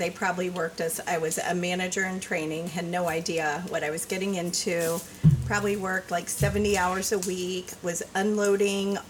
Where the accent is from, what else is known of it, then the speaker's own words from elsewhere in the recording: Cincinnati, Ohio, United States; I was born in Cincinnati